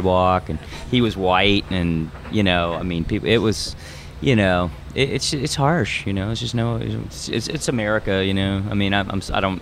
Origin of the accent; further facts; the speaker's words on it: New Orleans, Louisiana, United States; moved away as an adult; now in Chicago, United States; I'm from New Orleans originally